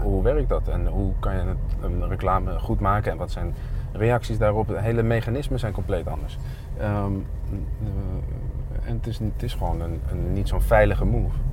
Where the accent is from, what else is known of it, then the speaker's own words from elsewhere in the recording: Zwolle, Overijssel, Netherlands; ja, we komen uit Zwolle. En daar zijn we trots op